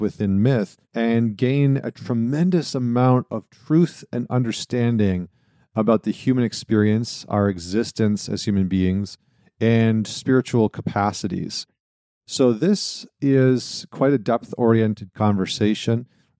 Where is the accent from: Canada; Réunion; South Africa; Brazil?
Canada; Northern Canada; now in United States; I was going to say I'm upstate New York right now, but I'm from Northern Canada, and so I'm familiar with the cold, very familiar with it.